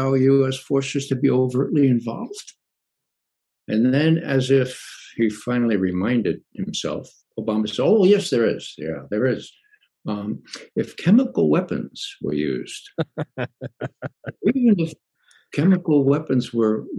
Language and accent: English; New York City, New York, United States; I come from the Bronx